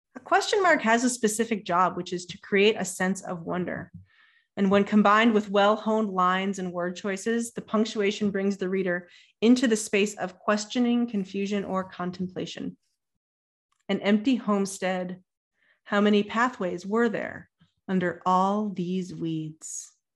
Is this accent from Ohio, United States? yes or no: yes; Ohio, United States; I'm from Ohio